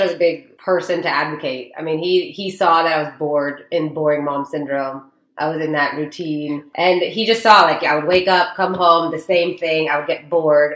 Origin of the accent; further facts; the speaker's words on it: Dallas, Texas, United States; I was born and raised in Dallas.